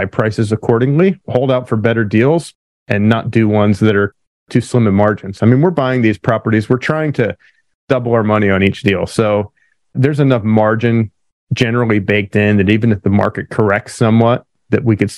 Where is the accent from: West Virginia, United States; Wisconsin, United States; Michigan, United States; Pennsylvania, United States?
Pennsylvania, United States; now in California, United States; I grew up in Pennsylvania originally